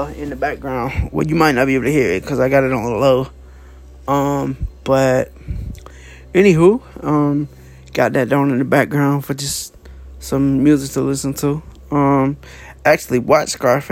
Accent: Dallas, Georgia, United States; I'm from Dallas, Georgia

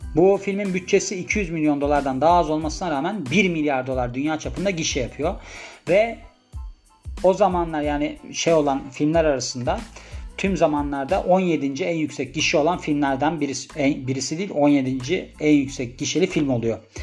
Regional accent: Turkey; born or raised there

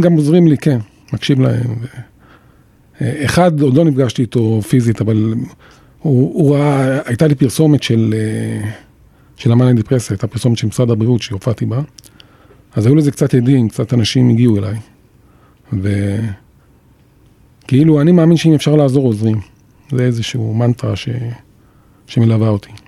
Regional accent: Jerusalem, Jerusalem District, Israel; אני גדלתי בירושלים

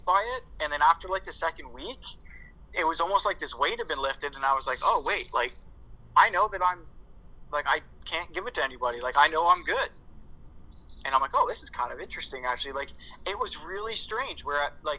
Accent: Canada; I'm Canadian

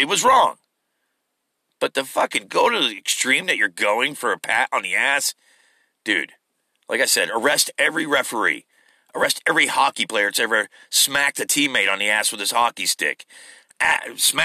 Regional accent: United States; I'm an American.

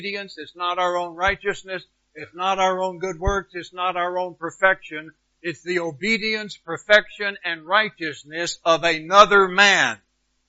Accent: United States; I'm an American.

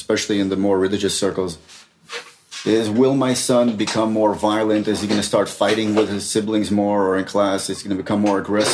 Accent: New York City, New York, United States; now in Israel; I grew up in Brooklyn, actually in Borough Park.

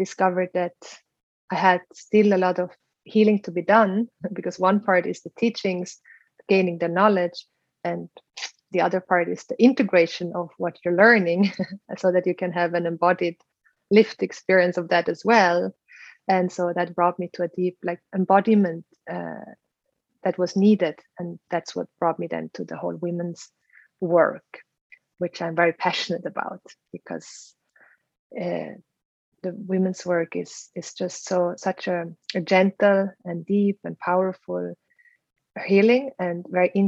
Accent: Switzerland; moved away as an adult; also born or lived in Philippines / South America / India; now in Bali, Indonesia; I learned growing up in Switzerland

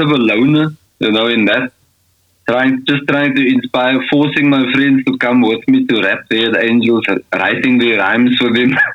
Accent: Scottsville, South Africa; moved away as an adult; now in Austria; I grew up in Scottsville.

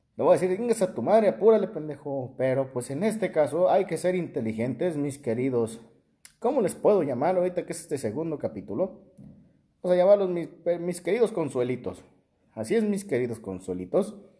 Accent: Tacámbaro, Michoacán, Mexico; moved away; mi ciudad natal, Tacámbaro

